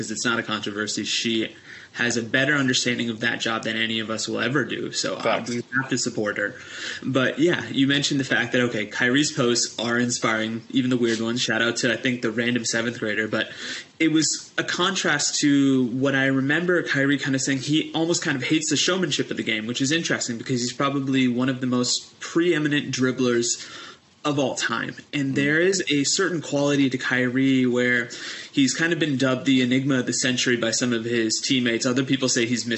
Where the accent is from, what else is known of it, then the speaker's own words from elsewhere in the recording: India; as an Indian